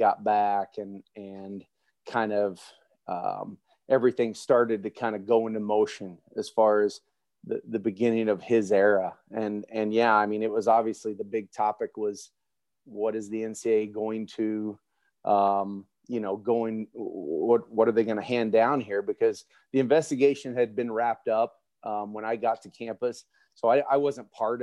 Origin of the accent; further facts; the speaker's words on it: Oklahoma, United States; not only growing up in Oklahoma, but I grew up exclusively an Oklahoma State fan